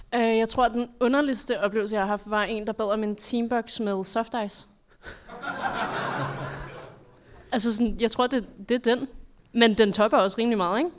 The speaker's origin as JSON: {"language": "Danish", "town": "Greve", "region": "Zealand", "country": "Denmark", "said": "Jeg er fra Greve."}